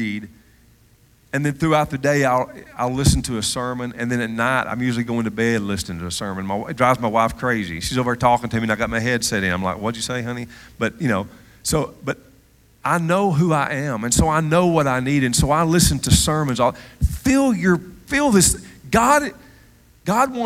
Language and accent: English; Cullman, Alabama, United States; moved away; I'm from Cullman, Alabama.